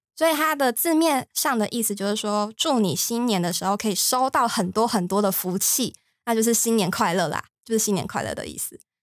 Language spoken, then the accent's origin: Chinese; Taiwan; 像我们台湾人